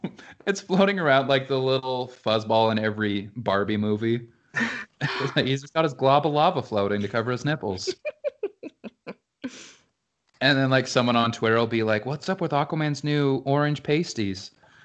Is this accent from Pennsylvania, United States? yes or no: no; Utah, United States; Growing up in Utah, those are the three things that are ever present.